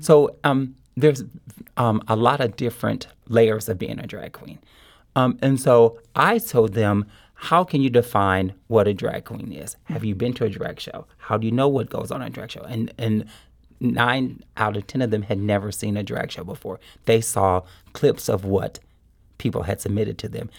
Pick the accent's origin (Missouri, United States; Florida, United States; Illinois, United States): Missouri, United States; Kansas City; moved away as an adult; also born or lived in Springfield, Missouri; now in St. Louis, United States; when I was a little kid growing up in Kansas City